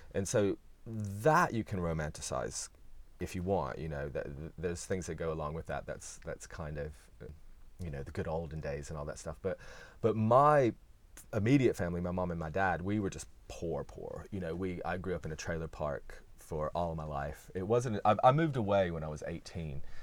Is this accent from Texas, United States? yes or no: no; Bristol, Tennessee, United States; accent: Southern; moved away as an adult; also born or lived in New York; now in London, United Kingdom; I'm a Tennessee boy, from East Tennessee specifically, in the mountains.